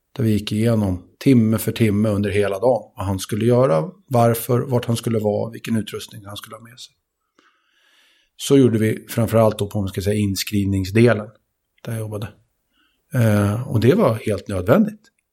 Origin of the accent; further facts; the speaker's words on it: Sweden; jag är född i Sverige, och jag har svenska föräldrar